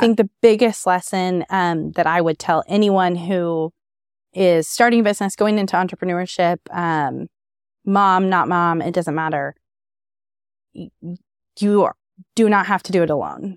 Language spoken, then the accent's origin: English; Lawrence, Kansas, United States; also born or lived in Manhattan, Kansas; now in Topeka, United States; I grew up in Lawrence